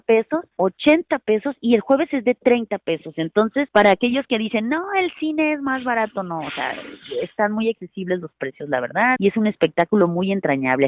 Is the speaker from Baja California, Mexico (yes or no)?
yes; Mexicali, Baja California, Mexico; yo soy de Mexicali, Baja California